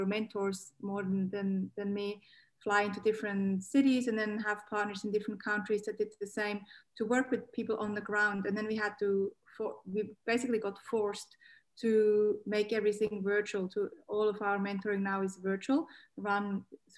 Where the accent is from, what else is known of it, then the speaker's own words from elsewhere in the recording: Switzerland; accent: Swiss Aussie; moved away as an adult; also born or lived in Geneva; now in Australia; I grew up in Switzerland. I have to mention that for people that think that I have an accent, because I do.